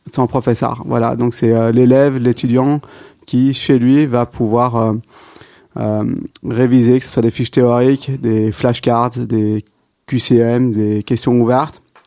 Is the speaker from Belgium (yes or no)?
yes; Belgium; also born or lived in Brussels; belge, j'ai toujours étudié à, Bruxelles